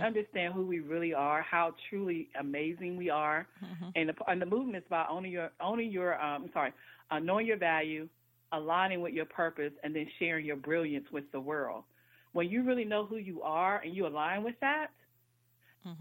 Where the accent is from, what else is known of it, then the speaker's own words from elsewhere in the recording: North Carolina, United States; now in Washington, D.C., United States; I was born in Washington D.C., but I was actually raised in North Carolina. But I've been in the Washington D.C. area now for almost 30 years